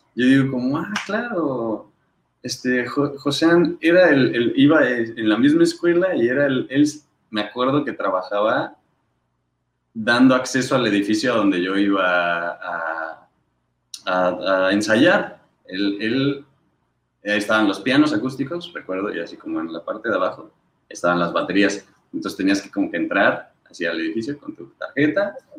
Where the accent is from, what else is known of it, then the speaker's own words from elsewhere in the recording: Querétaro, Mexico; nací en Querétaro.